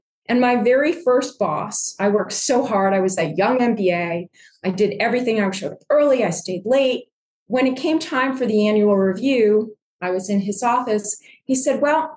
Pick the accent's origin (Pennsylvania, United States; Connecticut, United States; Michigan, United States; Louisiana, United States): Connecticut, United States; Cheshire; also born or lived in New Jersey / Washington, D.C.; I grew up in Cheshire, Connecticut, which is right in the middle of Connecticut, north of New Haven and south of Hartford.